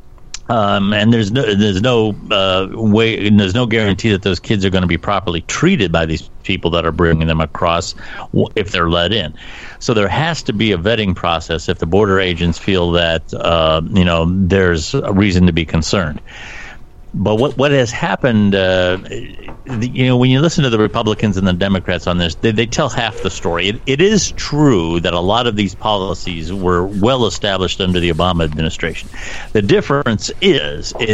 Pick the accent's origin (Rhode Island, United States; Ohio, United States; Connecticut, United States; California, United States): Ohio, United States; being from Ohio, and especially my part of the world, which is a beer and football town